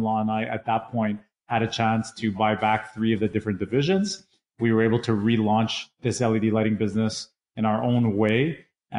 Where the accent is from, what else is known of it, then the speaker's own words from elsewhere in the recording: Canada; also born or lived in England; I immigrated from England over to Canada when I was much younger